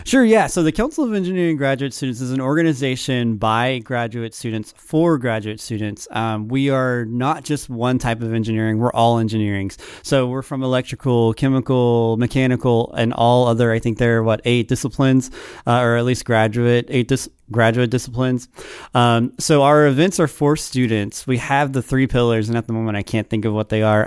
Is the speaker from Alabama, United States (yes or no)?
yes; Saraland, Alabama, United States; moved away as an adult; now in Auburn, United States; I'm from Sareland